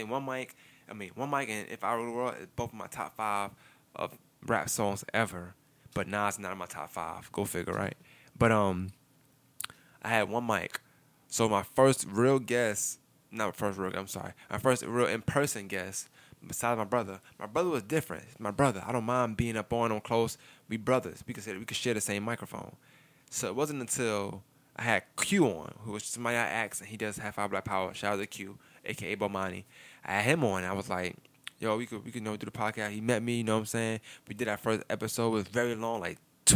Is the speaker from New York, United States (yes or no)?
yes; New York City, New York, United States; now in Augusta, United States; I'm from Brooklyn